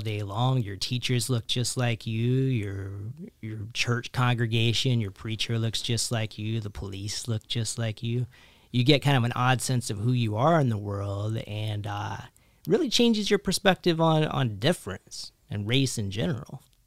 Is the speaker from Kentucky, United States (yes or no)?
yes; Kentucky, United States; born or raised there; also born or lived in Philadelphia, United States; now in New Jersey, United States